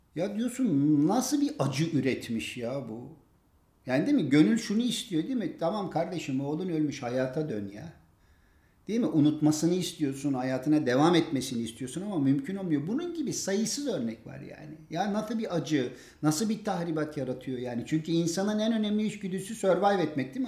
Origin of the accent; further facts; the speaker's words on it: Diyarbakır, Diyarbakır Province, Turkey; Diyarbakırlı bir Kürt olarak